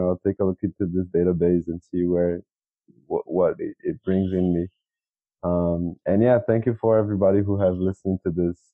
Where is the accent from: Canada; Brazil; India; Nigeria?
Brazil; I am from Brazil.